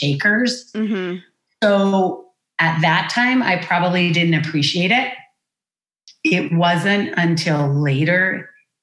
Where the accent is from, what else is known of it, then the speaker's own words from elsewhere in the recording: Amherst, Massachusetts, United States; I'm born and raised in Amherst, Massachusetts